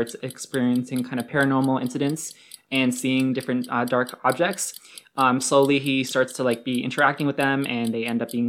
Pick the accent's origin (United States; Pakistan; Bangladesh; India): Pakistan; I'm Muslim, I'm Pakistani